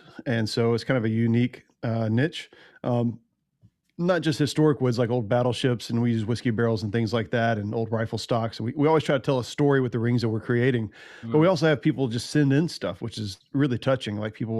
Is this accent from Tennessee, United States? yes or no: yes; Hatchie, Tennessee, United States; I grew up in right on the Hatchie River in Tennessee. Yeah. And a little town called, well, the town's called Hatchie after the river.